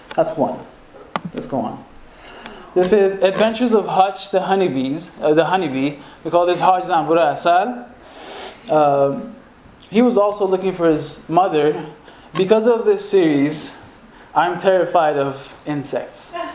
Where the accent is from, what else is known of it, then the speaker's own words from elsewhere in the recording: Iran; moved away as an adult; also born or lived in Los Angeles, United States; now in Lowell, United States; I was born and raised in Iran uh, in the early 80s